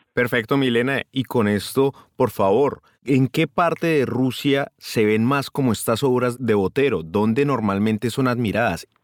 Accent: Colombia; now in Moscow, Russia; como colombiano

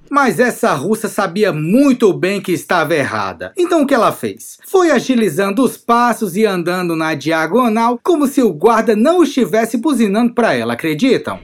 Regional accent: Brazil; now in Russia; eu sou do Brasil também.

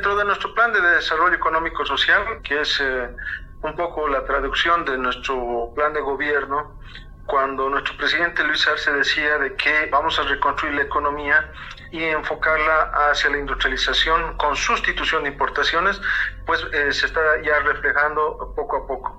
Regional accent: Bolivia; ya lo estamos alcanzando como bolivianos

